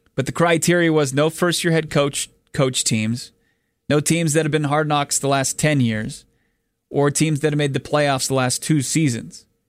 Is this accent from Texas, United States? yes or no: no; Washington, District of Columbia, United States; I grew up in the Washington D.C. area